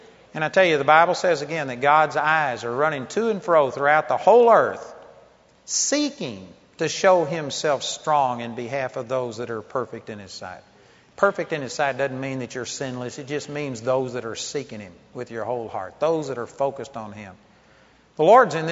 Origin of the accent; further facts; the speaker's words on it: Texas, United States; I'm a hick from Texas